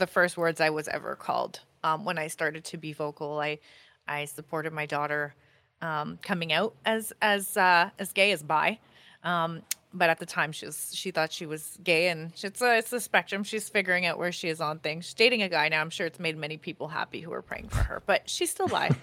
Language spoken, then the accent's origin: English; Canada; I'm Canadian